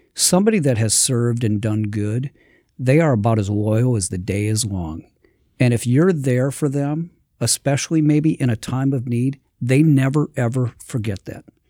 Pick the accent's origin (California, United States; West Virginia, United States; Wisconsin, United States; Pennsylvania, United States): Wisconsin, United States; Milwaukee; being born and raised in Milwaukee